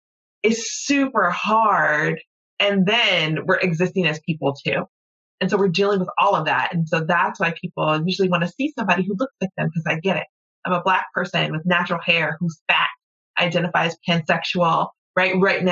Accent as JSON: {"language": "English", "region": "the South", "country": "United States", "said": "as a Southerner, you keep your pocketbook closed and off the floor"}